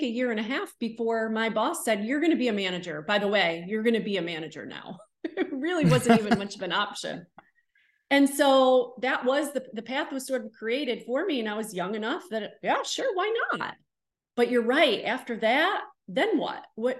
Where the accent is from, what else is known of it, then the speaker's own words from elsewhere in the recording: New York, United States; now in North Carolina, United States; I'm from Central New York. There were not home builders there. That I came to North Carolina and I was selling homes.